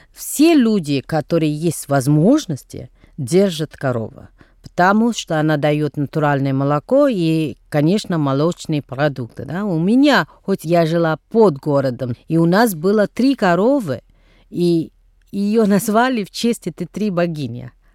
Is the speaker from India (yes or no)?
yes; Tamil Nadu, India; Russian is a second language; moved away; где я происхожу из Тамильнаду